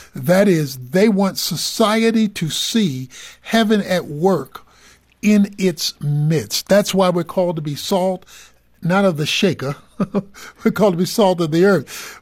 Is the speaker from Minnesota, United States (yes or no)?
no; Dallas, Texas, United States; also born or lived in Baltimore; I'm, I'm from Dallas